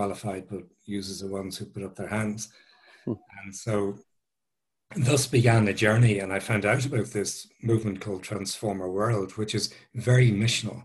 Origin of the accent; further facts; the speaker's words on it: Dublin, Leinster, Ireland; I'm an Irish guy. I grew up in South Dublin